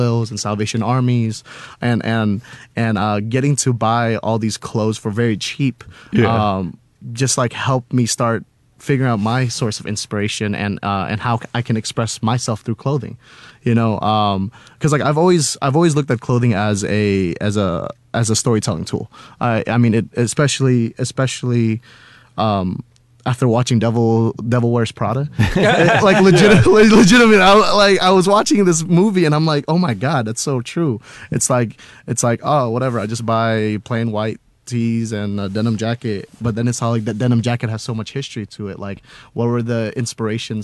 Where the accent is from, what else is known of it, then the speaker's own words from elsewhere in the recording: Houston, Texas, United States; also born or lived in Cimahi, Indonesia; Traveled all over, but never having like a home anywhere else other than in Texas, specifically Houston